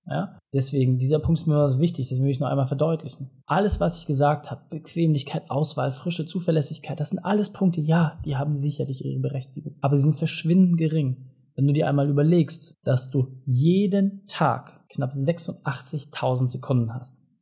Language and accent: German; Hamburg, Germany; ja, ich lebe in einer Großstadt, ich kann das nachvollziehen als Hamburger.